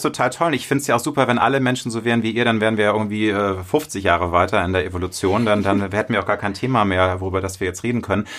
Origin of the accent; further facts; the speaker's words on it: Hamburg, Germany; Ich bin in Hamburg geboren. Ich bin großstädtisch erzogen.